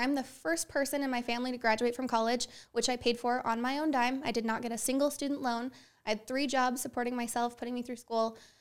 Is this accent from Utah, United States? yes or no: yes; Herriman, Utah, United States; I was born and raised in Utah. Yep, I've lived here my whole life. Uh, grew up in Rose Canyon, up in Harriman